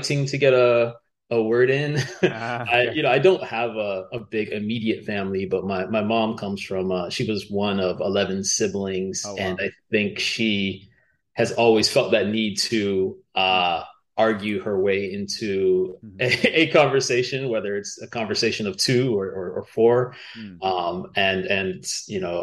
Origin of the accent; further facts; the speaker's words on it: Miami, Florida, United States; accent: American; I'm growing up in Miami at the time